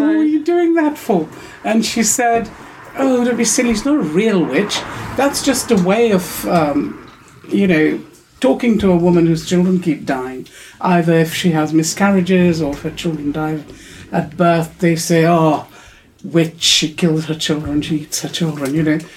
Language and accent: English; Pakistan; where I grew up in Pakistan, which is very um, urban and, and, you know, quite westernized